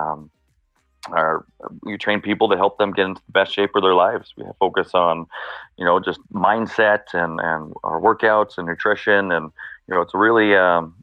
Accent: Brooks, Alberta, Canada; now in Calgary, Canada; I grew up in Brooks in the 90s as a teenager. So small town, southern Alberta

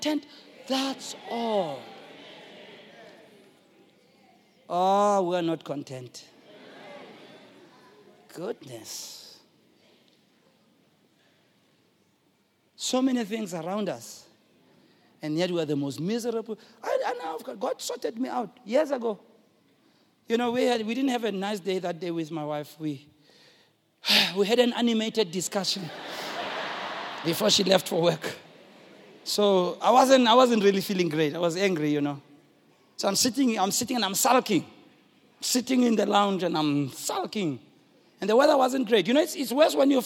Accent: Soweto, Gauteng, South Africa; I'm from Soweto

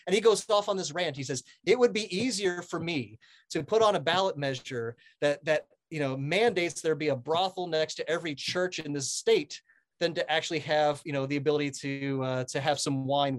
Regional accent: Iowa, United States; now in Pennsylvania, United States; I moved out here. I'm from Iowa in the Midwest originally. I moved out here to Pennsylvania

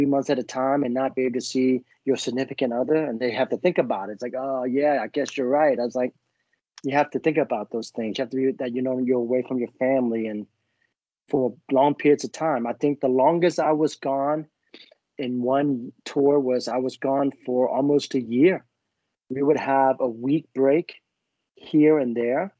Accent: Vietnam; moved away; I was born in Vietnam

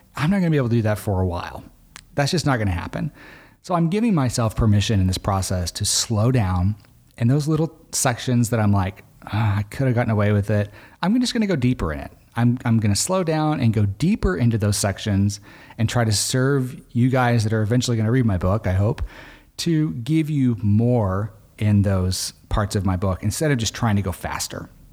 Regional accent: Arkansas, United States; I grew up in Arkansas

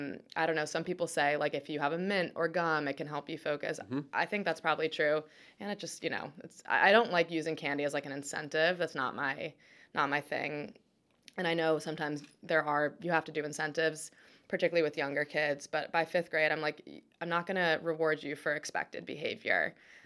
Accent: Annapolis, Maryland, United States; And we grew up in Annapolis, and there just weren't a lot of kids who played competitive tennis in Annapolis.

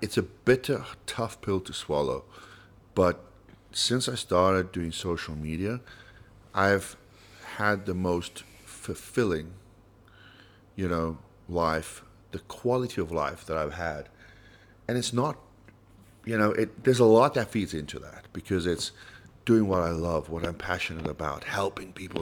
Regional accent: South Africa; as a South African

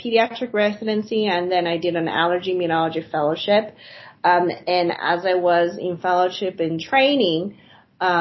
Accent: southern Spain, Spain; now in United States; I grew up in Spain, and I've been in the U.S. for a really long time

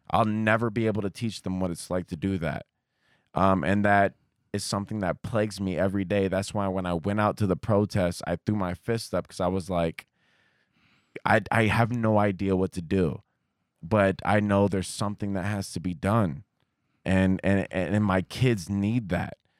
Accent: Columbus, Ohio, United States; also born or lived in Kentucky; I grew up, uh, uh, a, on, basically it was on Ohio State campus

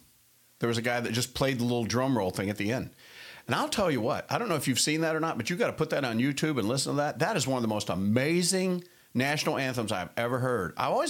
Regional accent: Charlotte, North Carolina, United States; I'm a big Carolina Panthers fan. I'm from Charlotte, and that's my hometown.

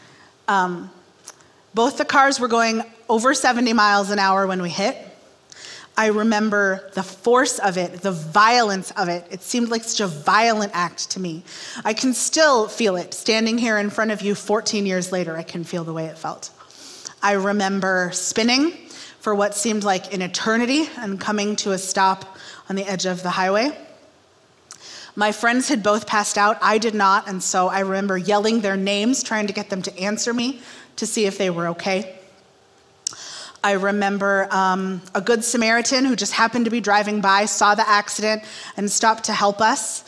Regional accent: Kansas City, Missouri, United States; moved away as an adult; also born or lived in Monterrey, Mexico / Chicago; I'm from Kansas City

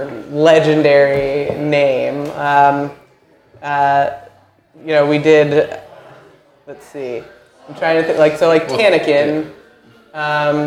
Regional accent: Vermont, United States; moved away as an adult; now in Nashville, United States; I'm from Vermont, where, you know, we have a really rich craft beer culture

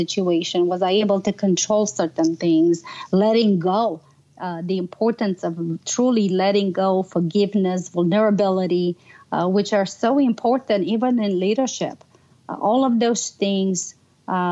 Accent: Romania; moved away; I grew up in Romania

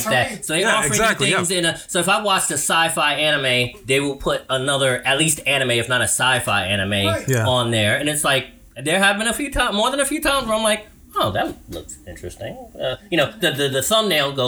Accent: New York City, New York, United States; I'm from Brooklyn. I grew up with the Italian community

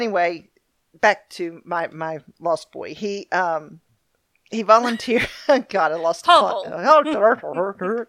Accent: New Zealand

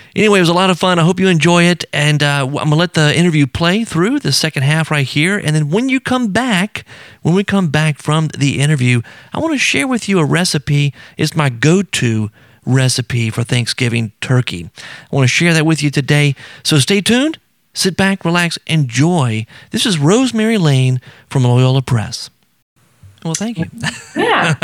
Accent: South Louisiana, United States; I grew up in South Louisiana

